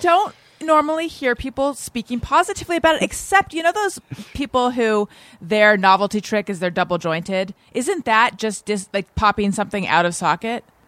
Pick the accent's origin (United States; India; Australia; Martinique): United States; Orange County, California; also born or lived in Oakland, California; growing up in Orange County, California, which is where I grew up